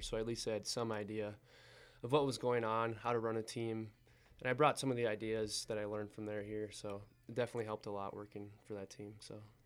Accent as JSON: {"language": "English", "town": "Eau Claire", "region": "Wisconsin", "country": "United States", "moved": "as an adult", "lives_now": "Butte, United States", "said": "I'm from Eau Claire, Wisconsin."}